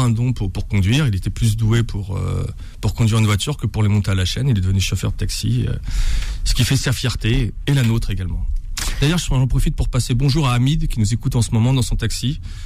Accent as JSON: {"language": "French", "town": "Bondy", "region": "Île-de-France", "country": "France", "tie": "born or raised there", "said": "C'est là où je suis né, c'est là où j'ai grandi."}